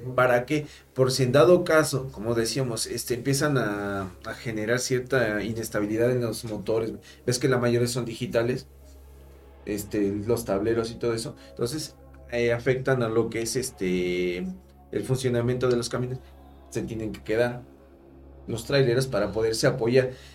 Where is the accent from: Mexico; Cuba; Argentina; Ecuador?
Mexico; como mexicanos